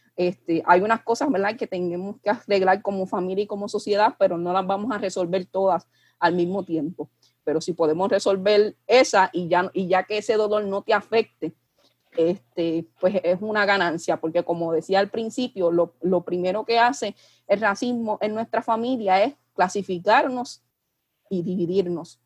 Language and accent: Spanish; Puerto Rico; mirarnos como, como puertorriqueños